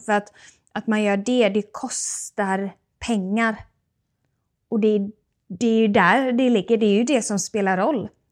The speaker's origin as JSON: {"language": "Swedish", "country": "Sweden"}